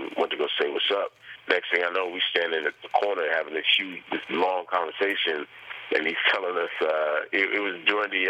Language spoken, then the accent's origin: English; Oceanside, California, United States; also born or lived in Jamaica, Queens, New York; Oceanside, I grew up in the Deep Valley neighborhood.